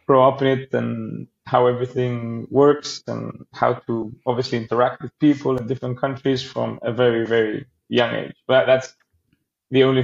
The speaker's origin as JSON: {"language": "English", "town": "Rhodes", "region": "South Aegean", "country": "Greece", "tie": "born or raised there", "said": "I am from Rhodes Island in Greece. That's where I am right now. That's where I grew up."}